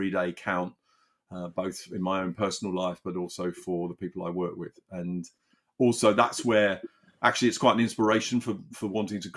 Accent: the Cotswolds, South West England, United Kingdom; I grew up in the Cotswolds

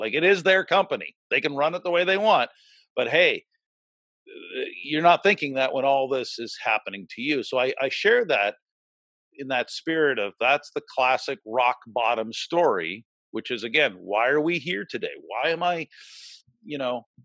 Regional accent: the Maritimes, Canada; moved away as an adult; also born or lived in Red Deer, Alberta / Calgary, Alberta; I'm from the East Coast. I'm born and raised East Coast, but I'm the kid from the Maritimes who left at an early age

